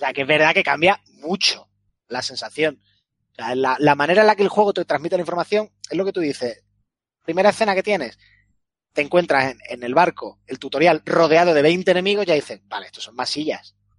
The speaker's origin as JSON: {"language": "Spanish", "country": "Spain", "accent": "Spanish", "said": "Por mucho inglés que hable, pues mi acento es español"}